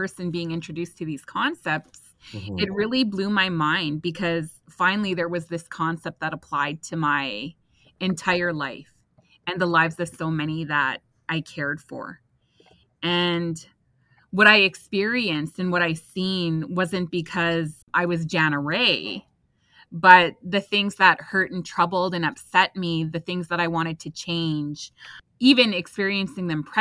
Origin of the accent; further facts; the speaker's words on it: Couchiching First Nation, Ontario, Canada; I am Anishinaabe. I am from Kuchiching First Nations, Treaty 3 territory